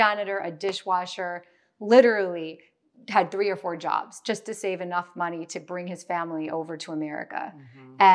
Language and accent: English; New York City, New York, United States; growing up in New York